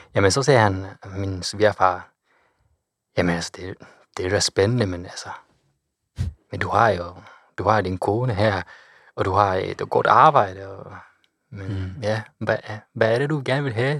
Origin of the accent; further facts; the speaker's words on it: Kochi, Japan; Danish is a second language; moved away as an adult; also born or lived in Osaka; now in Denmark; min hjemby Kochi